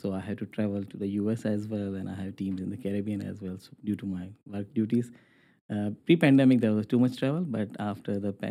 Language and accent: English; Pakistan; moved away as an adult; also born or lived in Dubai, United Arab Emirates / Ontario, Canada / Calgary, Canada; now in Halifax, Canada; originally I born and raised in Pakistan, but later on then I moved to Middle East and I lived 12 years there as well in Dubai. And I got married there. My kids, they're born there. And then in 2017, we moved to Canada.